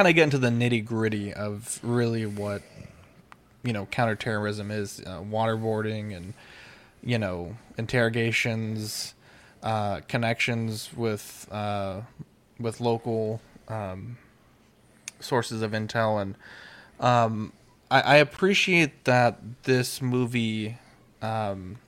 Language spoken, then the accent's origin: English; United States; to be American